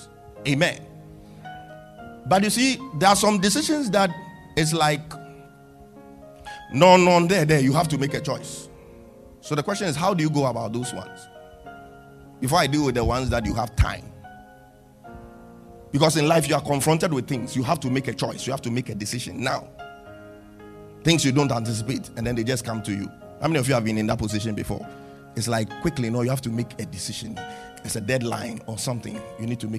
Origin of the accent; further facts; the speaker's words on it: Ghana; I had the conviction in my heart that my purpose was here in Ghana. I knew God wanted to do something with me in Ghana, even in my teenage days.